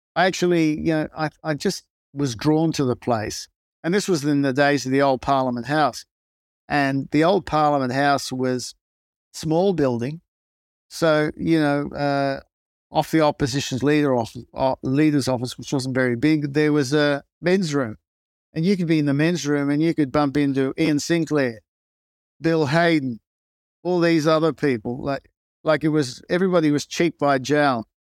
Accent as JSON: {"language": "English", "town": "Newcastle", "region": "New South Wales", "country": "Australia", "tie": "born or raised there", "first_language": "Greek", "second_language": "English", "said": "I grew up in Newcastle, in, um, Australia, which in those days was a steel city and a big coal port."}